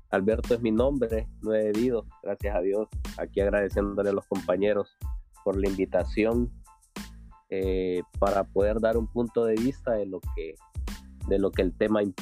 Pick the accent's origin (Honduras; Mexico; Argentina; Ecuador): Honduras; Tegucigalpa, Francisco Morazán; now in Louisiana, United States; Oh, yo soy de Tegucigalpa.